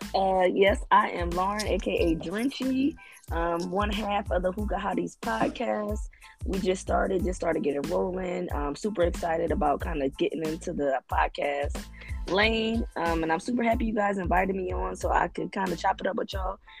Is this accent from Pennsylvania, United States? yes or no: yes; Philadelphia, Pennsylvania, United States; I'm from Philly, so I like the cold